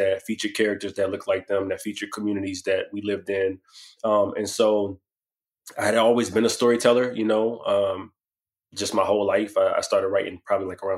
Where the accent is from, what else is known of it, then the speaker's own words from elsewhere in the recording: Washington, District of Columbia, United States; I'm from Washington, D.C., born and raised